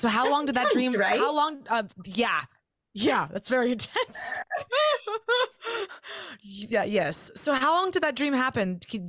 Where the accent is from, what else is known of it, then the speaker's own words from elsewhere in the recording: Georgia, United States; I'm from the South too. I'm from Georgia. Born and raised, and I went to a Christian school growing up, all the way up through like fourth grade, fifth grade.